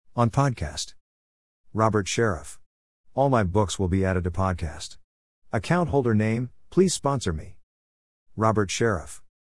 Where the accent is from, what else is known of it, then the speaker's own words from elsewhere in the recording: Melbourne, Victoria, Australia; I was born in Melbourne, Australia, nineteen fifty-four.